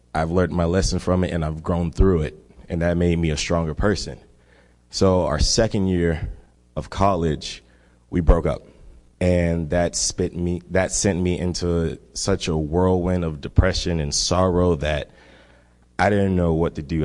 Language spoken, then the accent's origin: English; Miami, Florida, United States; I am from Miami, Florida. And Miami, one thing about Miami, it is one less than one percent Christian, and I grew up in that kind of environment.